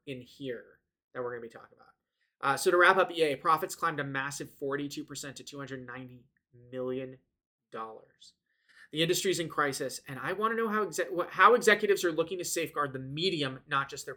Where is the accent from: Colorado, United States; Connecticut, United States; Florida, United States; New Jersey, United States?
New Jersey, United States; I'm from Jersey